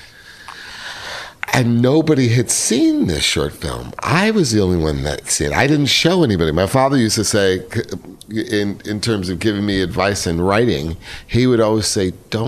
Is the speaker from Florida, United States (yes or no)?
no; New York City, New York, United States; moved away; I was raised in New York City